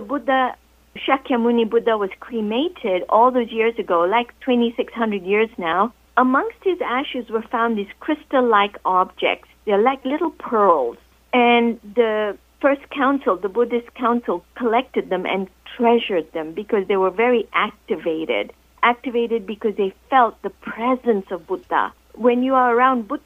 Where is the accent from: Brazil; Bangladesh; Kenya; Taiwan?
Kenya; I'm from Kenya